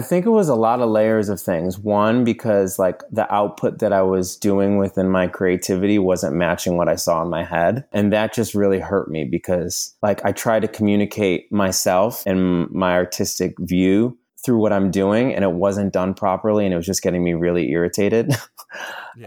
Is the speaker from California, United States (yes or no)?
no; New York, United States; moved away as an adult; now in Los Angeles, United States; living in Los Angeles. I'm originally from New York. I've been out here for about six or seven years